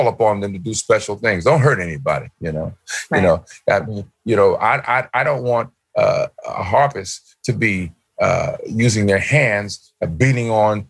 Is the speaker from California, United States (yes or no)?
no; New York, United States; when I was a kid, I went to the Apollo Theater all the time. I'm from New York.